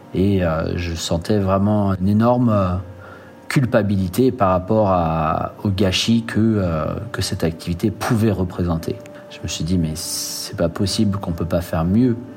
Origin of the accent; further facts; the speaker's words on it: French Guiana; En grandissant en Guyane